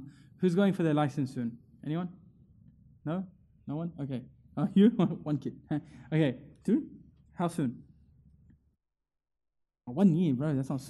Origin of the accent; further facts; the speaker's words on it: India; I'm Indian, you know what I mean? I'm just a random guy from the area.